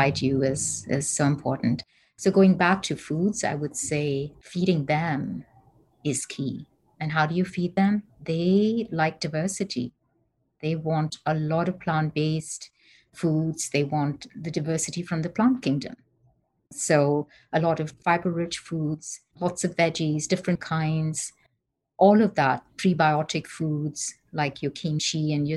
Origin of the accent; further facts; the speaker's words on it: Bangalore, Karnataka, India; moved away as an adult; now in United States; I'm from India.